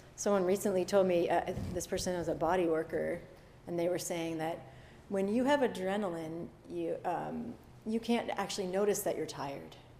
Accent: Massachusetts, United States; I grew up in Massachusetts

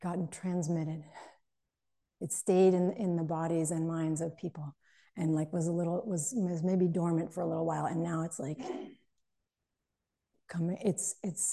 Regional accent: outside of Boston, Massachusetts, United States; I grew up outside of Boston in Massachusetts

